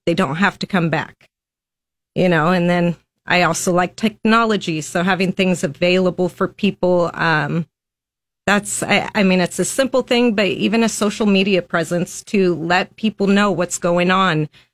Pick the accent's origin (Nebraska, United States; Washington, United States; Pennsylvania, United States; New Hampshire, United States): Nebraska, United States; Lincoln; I was born and raised in Lincoln, Nebraska